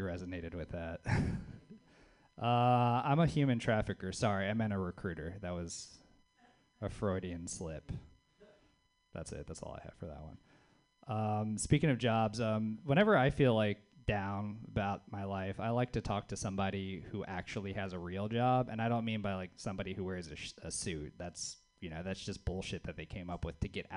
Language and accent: English; the South, United States; now in Bay Area, United States; It's fun being a Southerner in the Bay Area